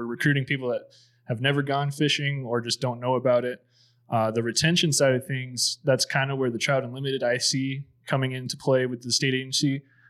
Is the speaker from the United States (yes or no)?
yes; Tucson, Arizona, United States; growing up in Tucson